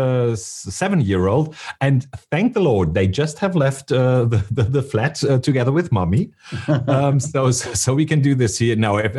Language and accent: English; Munich, Bavaria, Germany